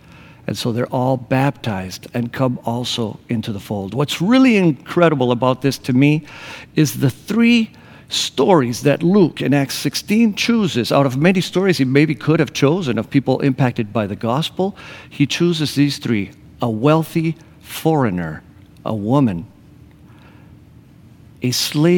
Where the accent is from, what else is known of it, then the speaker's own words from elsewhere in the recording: Argentina; also born or lived in Grand Rapids, Michigan, United States / Costa Rica / Buenos Aires, Argentina; I was born in Grand Rapids, Michigan, but when I was one, my parents moved to Costa Rica. We were there for a year while they learned Spanish. And then we moved to the Patagonia in Argentina.